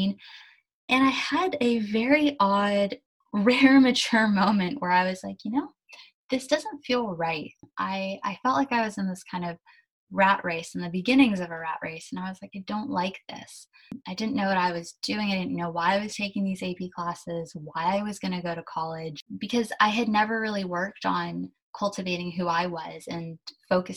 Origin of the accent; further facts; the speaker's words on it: San Mateo, California, United States; also born or lived in Germany; I was born in Germany and my parents and I immigrated to California when I was about 2.5. We came to San Mateo and I've lived here ever since. So I went to high school, college, everything in San Mateo